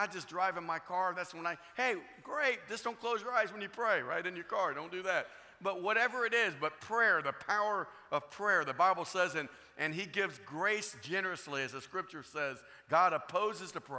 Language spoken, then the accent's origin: English; Florida, United States; I'm from Florida